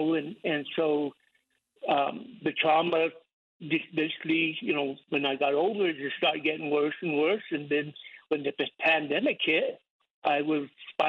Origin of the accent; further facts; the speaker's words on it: Southern Ute Indian Reservation, Colorado, United States; I'm from the Southern Indian Reservation here in Colorado.